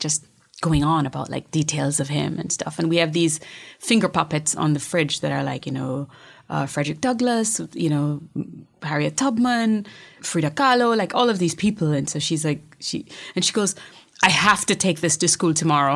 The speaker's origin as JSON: {"language": "English", "town": "Montego Bay", "country": "Jamaica", "tie": "born or raised there", "also_born_or_lived": "Kingston, Jamaica", "said": "I was born in Montego Bay"}